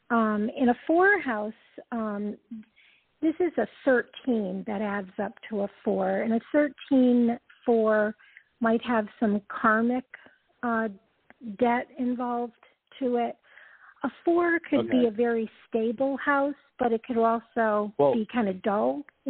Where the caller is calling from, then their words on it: Georgia, United States; I'm calling from Georgia.